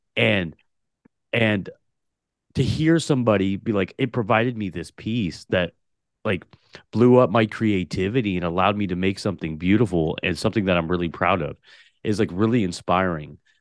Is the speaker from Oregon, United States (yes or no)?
yes; Portland, Oregon, United States; also born or lived in Tulare, California; when I was three years old, moved to Portland, Oregon, and grew up in the city of Portland, Oregon my entire life